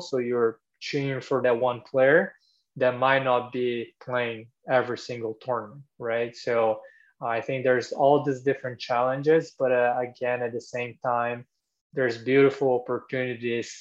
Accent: Brazil; moved away as an adult; now in United States; I'm from Brazil originally

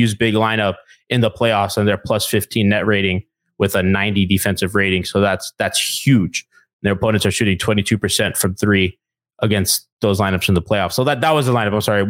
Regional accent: Miami, Florida, United States; I grew up in the suburbs of Miami.

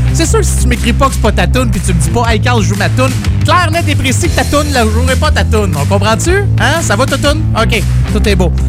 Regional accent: Saint-Jérôme, Quebec, Canada; je connais le coin, je viens de là. Je suis né, euh, je suis né à Saint-Jérôme

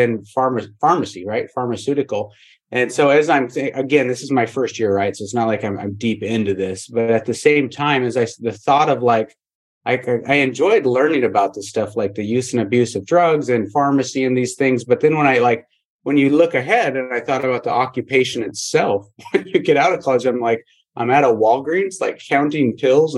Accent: Montana, United States; moved away as an adult; I grew up in Montana

